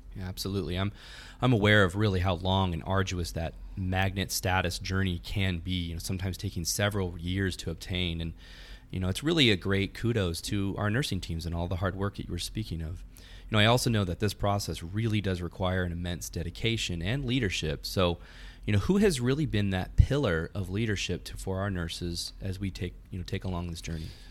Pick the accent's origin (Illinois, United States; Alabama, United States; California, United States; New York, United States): California, United States; moved away as an adult; now in Texas, United States; I'm originally from California, but even though I've lived here in Texas for about five years